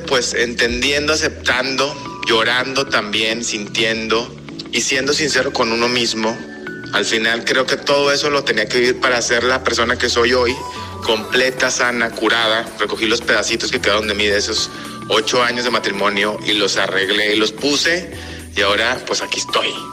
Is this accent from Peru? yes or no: no; Mexico; moved away as an adult; also born or lived in Spain / Costa Rica; yo soy mexicano.